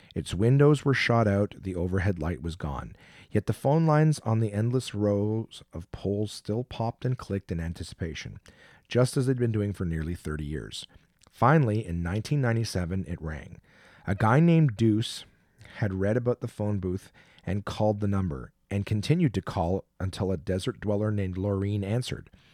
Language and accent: English; Canada; we're both comics from Canada.